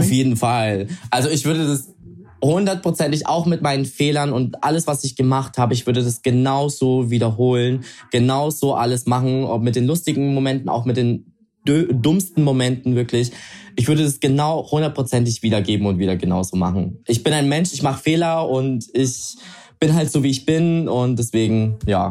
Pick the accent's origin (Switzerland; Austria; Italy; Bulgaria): Italy; ich bin Italiener